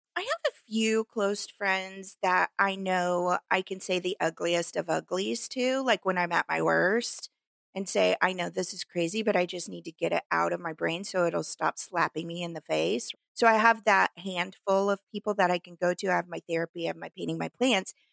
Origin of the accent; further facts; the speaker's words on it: Midwest, United States; accent: hick; now in Los Angeles, United States; because I was raised in the Midwest.